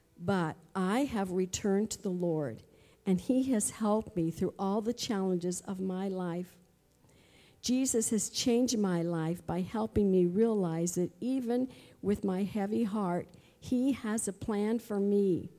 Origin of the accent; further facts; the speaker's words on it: Flushing, Michigan, United States; Growing up in Flushing, Michigan, I went to church with my mom, and later on my own, I rode on the church bus with a friend.